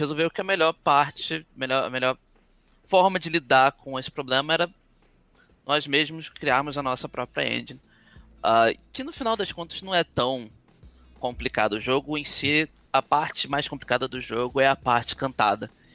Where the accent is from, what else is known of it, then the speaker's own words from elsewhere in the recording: Brazil; a gente é brasileiro